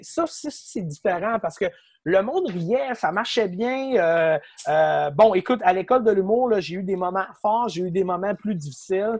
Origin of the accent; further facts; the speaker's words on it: Quebec City, Quebec, Canada; je viens de Québec